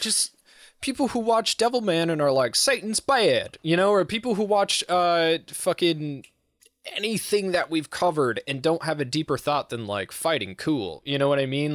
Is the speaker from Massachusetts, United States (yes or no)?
yes; Massachusetts, United States; I'm from Massachusetts